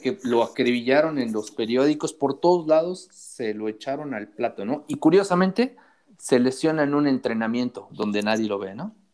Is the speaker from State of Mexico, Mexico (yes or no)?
no; Puebla, Mexico; como poblano